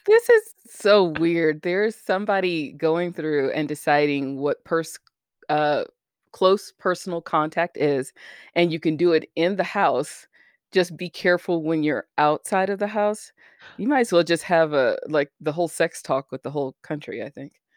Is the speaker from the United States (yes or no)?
yes; United States; as an American